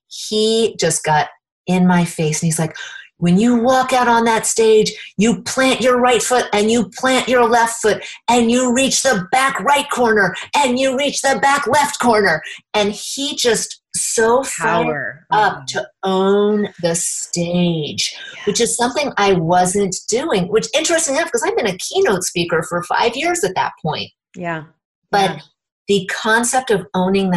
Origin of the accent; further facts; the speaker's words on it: Indiana, United States; I have a regular monthly game night because I'm from Indiana, so we have game nights